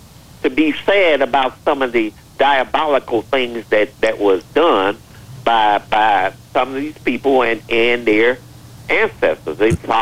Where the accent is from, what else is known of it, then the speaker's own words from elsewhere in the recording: Chicago, Illinois, United States; You know, I was born and raised in Chicago.